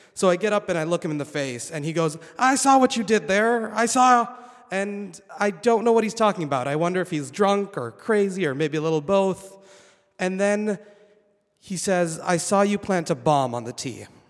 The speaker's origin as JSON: {"language": "English", "country": "Saudi Arabia", "tie": "born or raised there", "also_born_or_lived": "Boston, United States", "moved": "as an adult", "lives_now": "United States", "said": "I was born and raised in Saudi Arabia"}